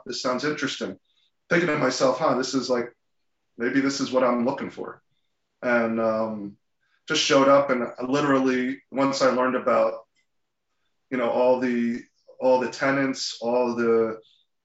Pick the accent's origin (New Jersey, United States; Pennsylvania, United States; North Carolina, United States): New Jersey, United States; also born or lived in Philadelphia; born and bred in New Jersey most of my life, with the exception of grad school in Philadelphia